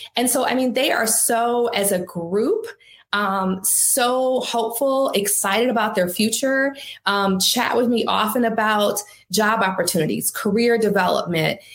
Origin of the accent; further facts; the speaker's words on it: Detroit, Michigan, United States; moved away as an adult; also born or lived in Boston; I was from Detroit. I was working there at the Detroit News.